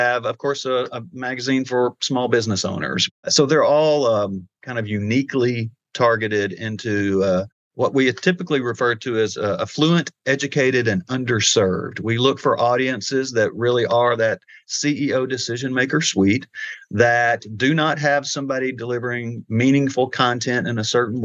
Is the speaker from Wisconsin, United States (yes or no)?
no; Arkansas, United States; moved away as an adult; also born or lived in Missouri / Colorado; I'm from Arkansas, so I was born and raised here.